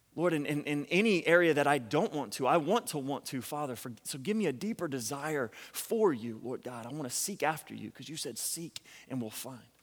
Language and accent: English; Louisiana, United States; We're from Louisiana